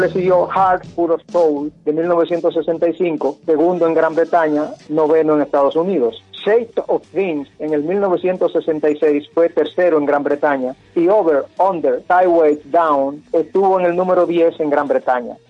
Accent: Santo Domingo, Dominican Republic; nuestra amada ciudad de Santo Domingo

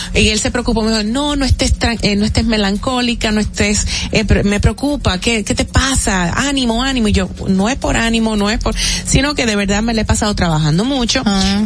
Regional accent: Dominican Republic; como buenos dominicanos.

